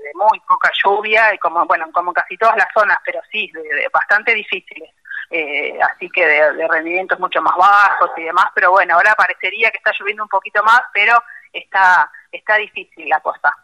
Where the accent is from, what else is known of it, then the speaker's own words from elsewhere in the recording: La Plata, Buenos Aires Province, Argentina; moved away as an adult; now in General Villegas, Argentina; recibida en La Plata, de donde soy eh, original.